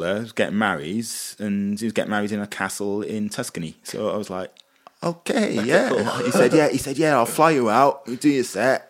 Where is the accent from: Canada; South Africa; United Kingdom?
United Kingdom; Wales; we're from Wales